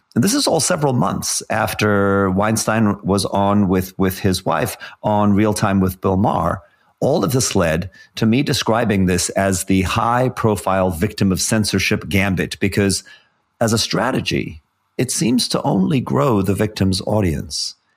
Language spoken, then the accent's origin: English; South Africa; growing up in South Africa in the seventies and eighties